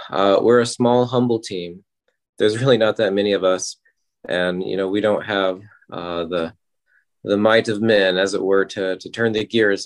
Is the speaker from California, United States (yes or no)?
no; Ardmore, Oklahoma, United States; I'm from Ardmore, Oklahoma